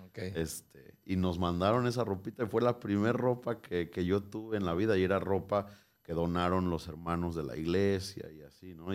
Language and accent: Spanish; Morelia, Michoacán, Mexico; nací el 15 de julio de 1994 en Morelia, Michoacán